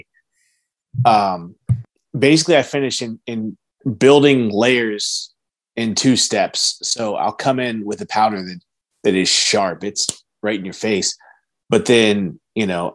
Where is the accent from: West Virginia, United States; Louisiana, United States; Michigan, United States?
West Virginia, United States; I'm from West Virginia